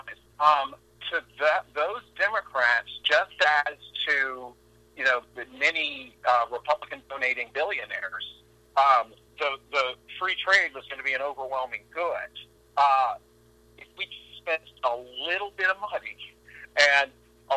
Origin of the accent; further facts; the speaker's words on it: Texas, United States; I'm from Texas